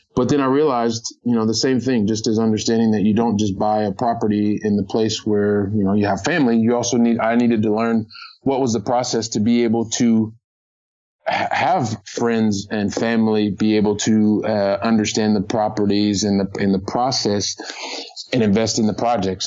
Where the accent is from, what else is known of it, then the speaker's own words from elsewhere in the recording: United States; now in Barcelona, Spain; I'm an American guy. I'm living here